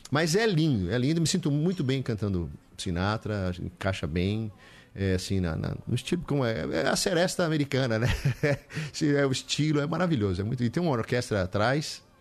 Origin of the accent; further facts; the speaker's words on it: Olinda, Pernambuco, Brazil; E a nossa infância é em Olinda mesmo, né? Porque o vínculo com o Nordeste que eu tenho hoje já existia com meu pai, né? E a gente viveu muito ali em Olinda.